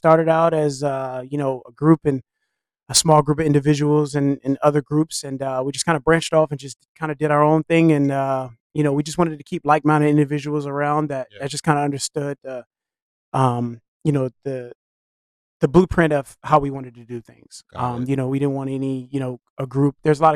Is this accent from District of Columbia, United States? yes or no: yes; Washington, District of Columbia, United States; moved away as an adult; also born or lived in Maryland / Virginia; Washington, D.C. That's originally where I'm from